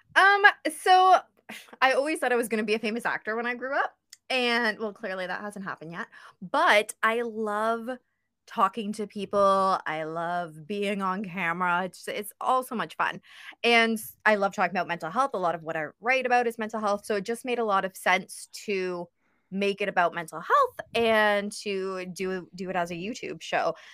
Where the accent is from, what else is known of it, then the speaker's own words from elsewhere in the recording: Ontario, Canada; I'm from Ontario, Canada, pretty close to the border of the States